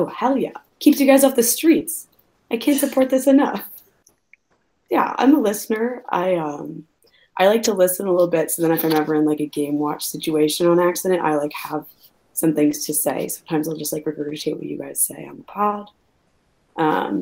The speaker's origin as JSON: {"language": "English", "town": "Riverside", "region": "Illinois", "country": "United States", "tie": "born or raised there", "said": "I'm from Riverside, Illinois, and I went to Fenwick High School"}